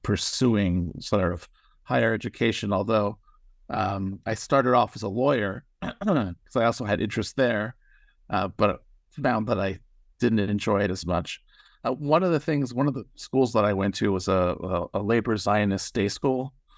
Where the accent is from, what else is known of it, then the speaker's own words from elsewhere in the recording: Toronto, Ontario, Canada; moved away; so I grew up in Toronto, Canada.